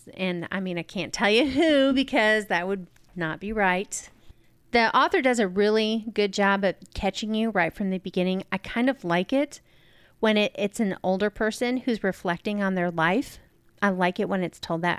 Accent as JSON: {"language": "English", "region": "New York", "country": "United States", "tie": "born or raised there", "moved": "yes", "said": "the town that I grew up in in New York"}